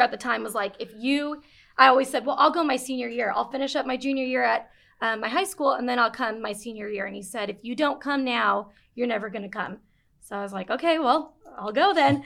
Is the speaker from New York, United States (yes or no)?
no; Las Vegas, Nevada, United States; moved away as an adult; also born or lived in Japan / Tennessee; now in Kernersville, United States; he and my mom moved back to Las Vegas after I was, like, two years old. I grew up there.